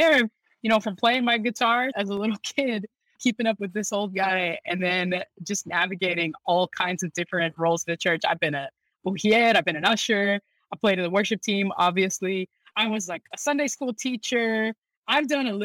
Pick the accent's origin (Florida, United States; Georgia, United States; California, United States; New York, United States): Florida, United States; Lakeland; My most formative years were in Central Florida, so in Lakeland, Florida